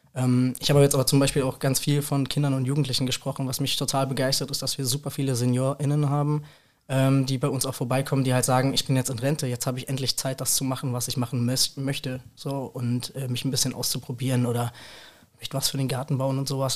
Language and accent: German; Rüsselsheim, Hesse, Germany; ich bin in Rüsselsheim groß geworden komplett